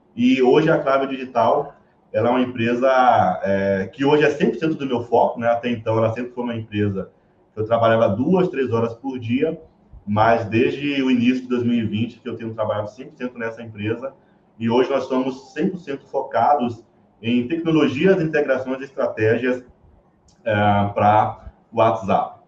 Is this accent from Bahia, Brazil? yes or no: yes; Bahia, Brazil; accent: Bahian; moved away as an adult; now in São Paulo, Brazil; já percebe um pouco do meu sotaque e já se liga que esse cara aqui é baiano